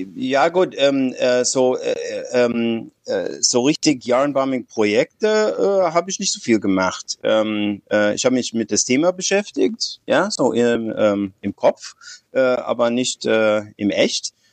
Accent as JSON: {"language": "German", "country": "United States", "second_language": "German", "moved": "as an adult", "lives_now": "Frankfurt, Germany", "said": "ich bin Amerikaner, ich bin äh, ungefähr 60, äh, ich wohne in Deutschland seit 30 Jahren."}